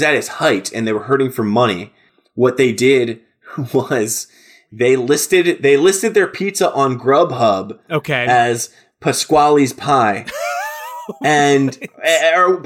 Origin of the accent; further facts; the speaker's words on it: New Jersey, United States; my home state of New Jersey